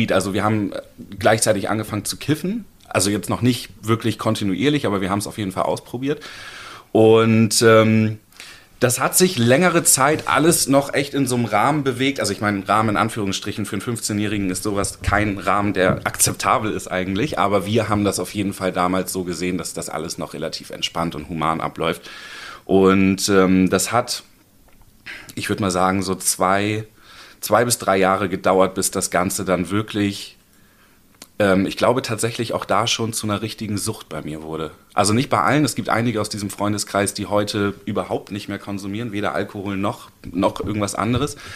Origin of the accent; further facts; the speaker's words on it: Hamburg, Germany; also born or lived in Baden-Württemberg; ich habe in Baden-Württemberg gelebt, ich bin in Hamburg geboren, dann nach Baden-Württemberg gezogen. Als ich 13, 14 war, wieder zurück nach Hamburg gekommen